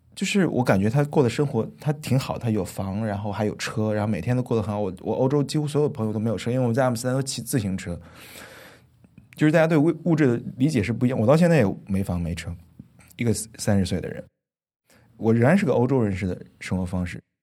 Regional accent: China; moved away as an adult; also born or lived in Netherlands; now in Hong Kong; 一个我中国人

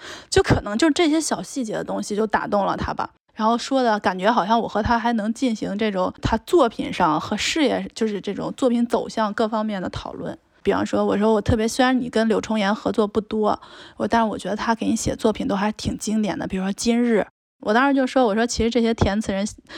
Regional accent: China; 他可能知道我是内地的，然后他他说来讲普通话，我识听的，然后我就开始转成普通话

